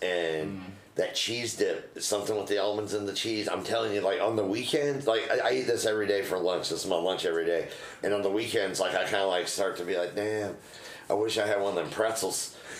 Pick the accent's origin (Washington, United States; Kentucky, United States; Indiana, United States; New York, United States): Kentucky, United States; Louisville; born or raised there